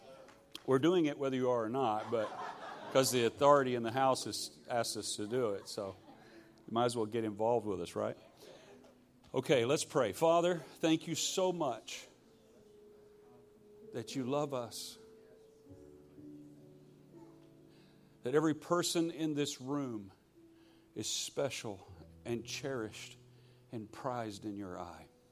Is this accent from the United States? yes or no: yes; Shreveport, Louisiana, United States; I'm from Shreveport, Louisiana, and I'm a Scottish Louisiana redneck